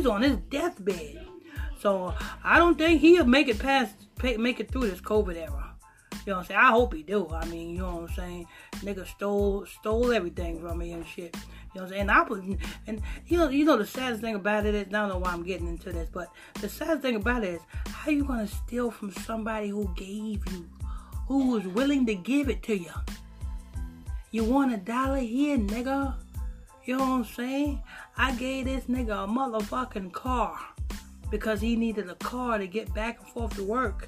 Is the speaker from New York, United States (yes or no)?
yes; Huntington Station, New York, United States; We grew up in Southside, Huntington Station